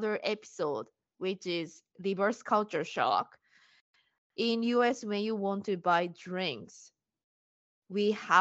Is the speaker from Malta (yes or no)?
no; Japan; now in United States; I'm Japanese and I'm living in US